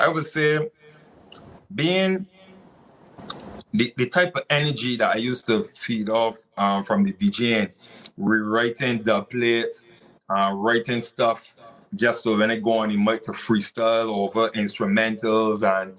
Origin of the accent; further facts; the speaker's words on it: St. Lucia; And I grew up in St. Lucia in the early stages